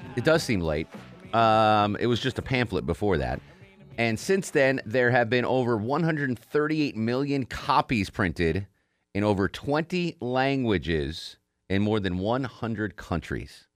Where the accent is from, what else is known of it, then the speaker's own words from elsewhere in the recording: Connecticut, United States; now in Atlanta, United States; I grew up in Connecticut